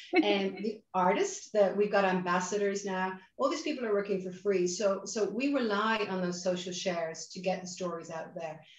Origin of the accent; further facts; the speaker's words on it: Ireland; accent: Irish; also born or lived in Boston, United States; you can hear my accent. I'm Irish. In fact, hello from sunny Dublin in, in Ireland